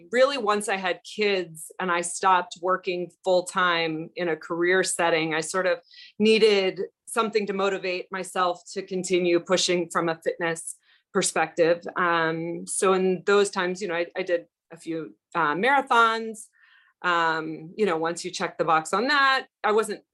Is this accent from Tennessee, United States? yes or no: no; Florida, United States; I grew up in Florida